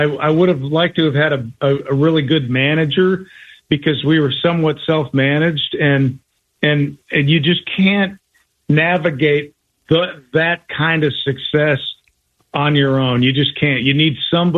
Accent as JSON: {"language": "English", "region": "Colorado", "country": "United States", "said": "I was from Colorado"}